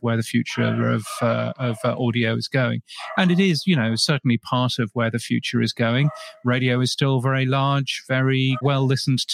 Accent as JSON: {"language": "English", "country": "United Kingdom", "also_born_or_lived": "north of England / London", "accent": "British", "moved": "as an adult", "lives_now": "Brisbane, Australia", "said": "my ridiculous British accent"}